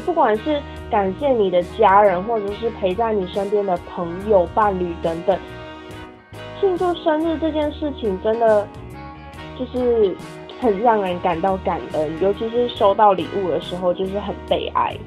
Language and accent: Chinese; Taiwan; now in Kaohsiung, Taiwan; 第一次不在台湾过圣诞节跟跨年。回来之后，很努力适应台湾的生活